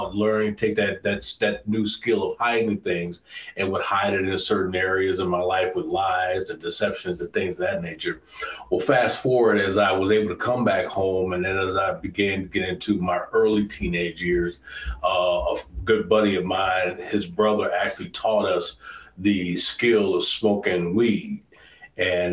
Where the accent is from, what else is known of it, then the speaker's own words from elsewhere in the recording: Chicago, Illinois, United States; I grew up on the South Side of Chicago originally, lived there for years